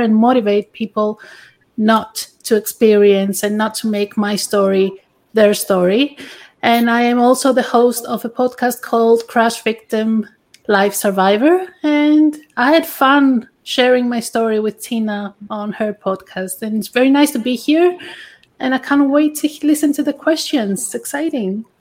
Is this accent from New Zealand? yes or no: no; Greece; English is a second language; moved away; I'm originally from Greece